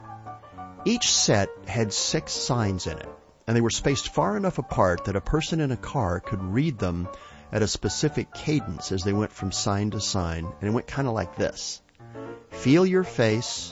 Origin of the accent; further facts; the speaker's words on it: West Texas, United States; When I was a kid growing up in West Texas